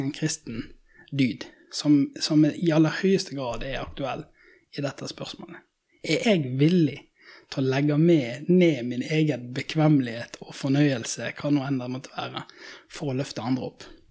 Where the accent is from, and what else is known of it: Norway